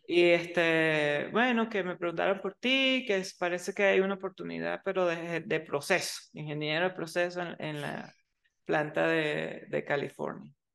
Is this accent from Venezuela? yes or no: yes; Venezuela; now in United States; yo soy venezolana